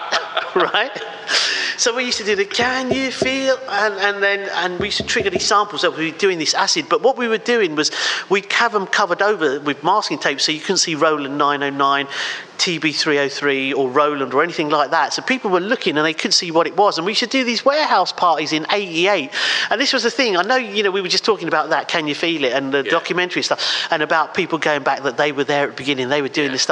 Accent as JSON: {"language": "English", "region": "England", "country": "United Kingdom", "said": "well, actually, England is my home country. How dare you ask me that?"}